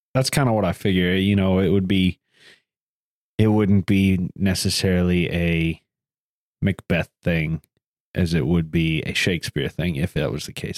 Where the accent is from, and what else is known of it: the South, United States; accent: Southern